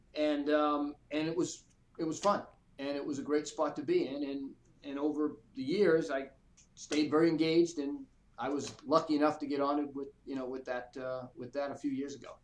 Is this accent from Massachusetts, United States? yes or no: yes; Boston, Massachusetts, United States; moved away as an adult; now in Atlanta, United States; I grew up in the Boston area, kind of lower middle class